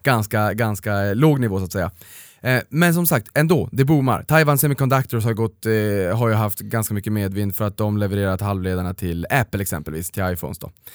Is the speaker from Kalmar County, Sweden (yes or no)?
no; Boden, Norrbotten County, Sweden; jag kommer ju faktiskt från Boden